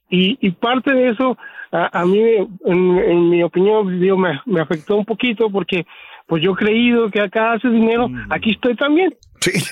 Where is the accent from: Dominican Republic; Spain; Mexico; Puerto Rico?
Mexico; moved away as an adult; now in United States; yo, crecí en México